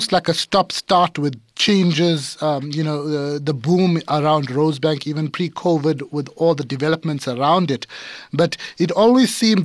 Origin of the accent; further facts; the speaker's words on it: Durban, KwaZulu-Natal, South Africa; moved away; I'm formerly from Durban